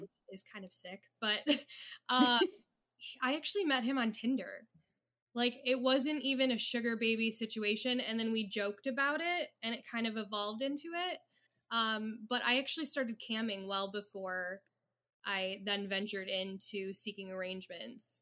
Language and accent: English; Detroit, Michigan, United States; I am in the Metro Detroit area